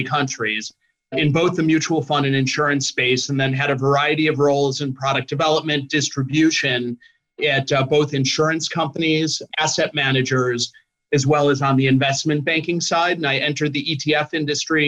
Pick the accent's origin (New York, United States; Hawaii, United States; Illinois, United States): Illinois, United States; Chicago; now in New Jersey, United States; hometown, born and raised in Chicago, Illinois, and live in New Jersey at the moment